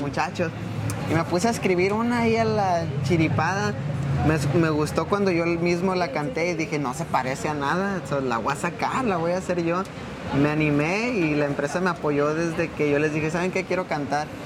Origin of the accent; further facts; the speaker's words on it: Jalisco, Mexico; moved away as an adult; now in Denver, United States; nací en México, toda mi vida estuve viviendo en Jalisco y como a mis 18 años fue cuando vine a Estados Unidos